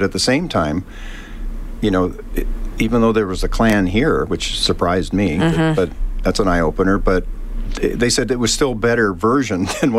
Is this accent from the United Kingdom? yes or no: no; Canada; We're Canadian.